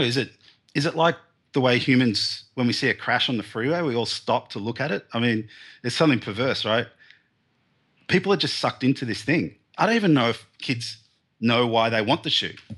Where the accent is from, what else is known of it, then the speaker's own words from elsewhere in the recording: Melbourne, Victoria, Australia; I grew up in the suburbs of Melbourne, here in, um, southern Australia.